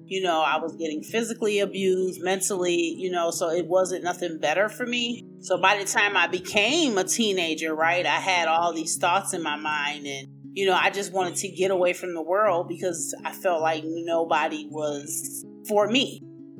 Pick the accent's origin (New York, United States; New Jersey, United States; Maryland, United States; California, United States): New York, United States; Buffalo; I am from Buffalo, New York, the land of the snow